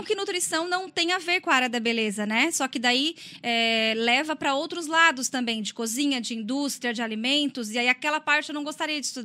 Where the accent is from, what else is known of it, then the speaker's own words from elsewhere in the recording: Criciúma, Santa Catarina, Brazil; sou natural aqui de Criciúma mesmo. É, nasci aqui, mas morei em outras cidades, devido ao trabalho do meu pai. E acabamos voltando para cá e aqui eu fiquei.